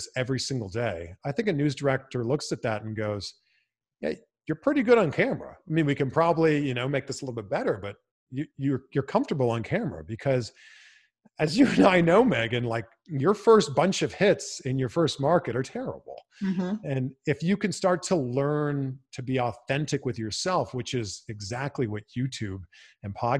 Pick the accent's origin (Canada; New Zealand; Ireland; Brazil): Canada; now in Los Angeles, United States; I'm originally from Canada